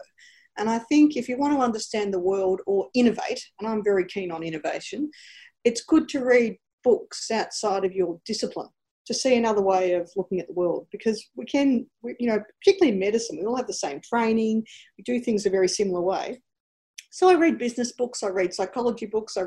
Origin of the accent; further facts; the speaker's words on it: Ararat, Victoria, Australia; moved away as an adult; also born or lived in Ballarat, Australia; So I was born in Ballarat because my mother had preeclampsia, but I grew up my entire life in a small country town called Ararat.